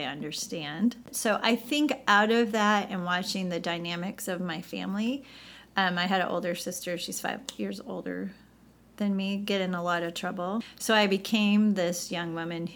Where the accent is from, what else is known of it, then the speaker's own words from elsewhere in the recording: St. Louis, Missouri, United States; moved away as an adult; also born or lived in Chicago, Illinois / California; I grew up in the Midwest, so I'm from St. Louis, Missouri